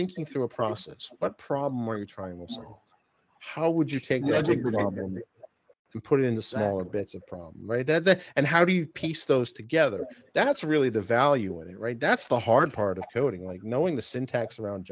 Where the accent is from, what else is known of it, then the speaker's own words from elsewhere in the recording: New York, United States; accent: New York; my New York accent